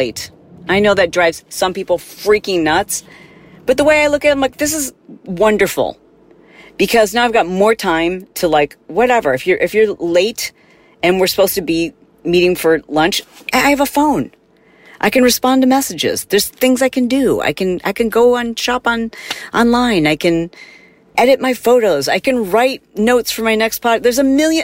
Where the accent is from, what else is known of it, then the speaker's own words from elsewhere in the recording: Midwest, United States; growing up in the Midwest